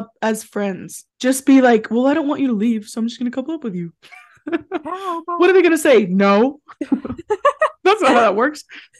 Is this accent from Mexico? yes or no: no; United Kingdom; Unfortunately, we are British, but all of our friends are Irish.